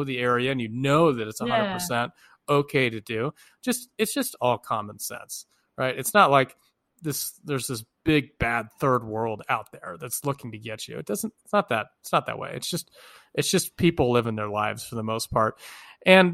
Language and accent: English; United States; born or raised there; also born or lived in Oakland